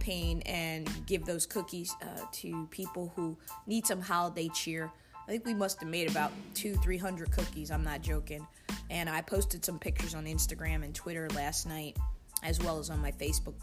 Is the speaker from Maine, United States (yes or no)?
no; New Jersey, United States; my home state of South Jersey, in New Jersey, Southern New Jersey